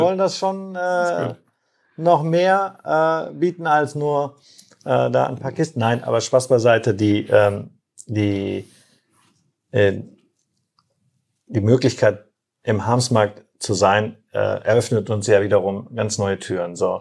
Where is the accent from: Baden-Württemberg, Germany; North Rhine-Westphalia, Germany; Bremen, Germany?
North Rhine-Westphalia, Germany; Herford; also born or lived in Turkey; Aufgewachsen bin ich in Herford